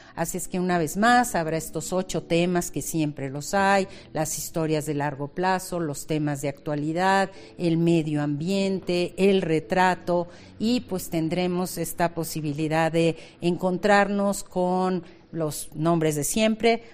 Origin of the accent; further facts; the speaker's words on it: Mexico; nuestra esencia como mexicanos